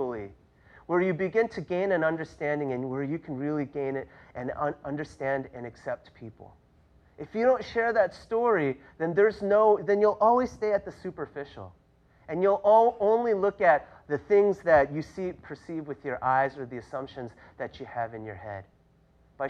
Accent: New York City, New York, United States; I grew up in New York City.

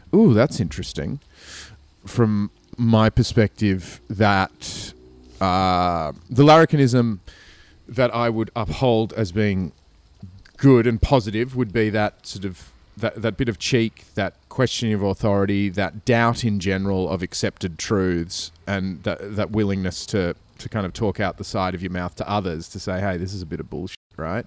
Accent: Australia; also born or lived in Sydney; as an Australian

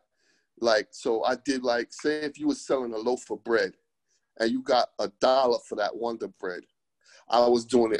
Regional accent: New York City, New York, United States; moved away; also born or lived in Jamaica / Florida / Los Angeles / San Diego; I was born in Brooklyn.

